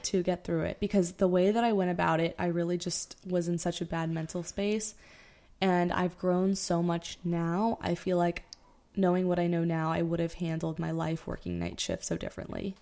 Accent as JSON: {"language": "English", "region": "South Florida", "country": "United States", "moved": "as an adult", "lives_now": "New York City, United States", "said": "We are originally from South Florida. We met in high school"}